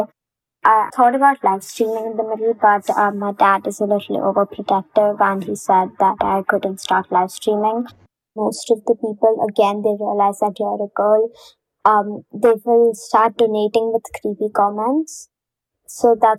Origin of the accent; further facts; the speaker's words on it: India; I actually received a lot of racism for being Indian and a designer.